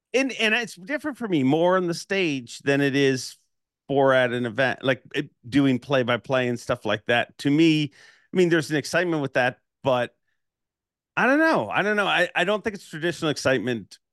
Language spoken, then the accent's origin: English; Toronto, Ontario, Canada; I'm from Toronto